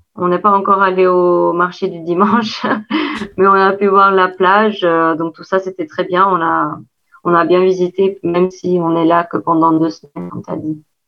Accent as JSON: {"language": "French", "country": "Kosovo", "second_language": "French", "moved": "as an adult", "lives_now": "Caen, France"}